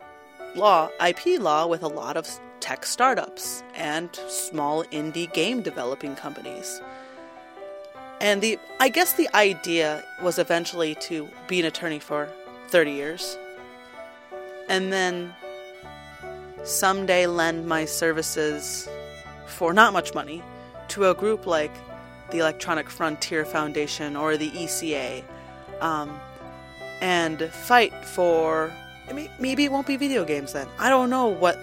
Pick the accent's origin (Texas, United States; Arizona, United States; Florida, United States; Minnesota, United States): Minnesota, United States; moved away; I come from Minnesota, and we didn't have a gaming community in Minnesota.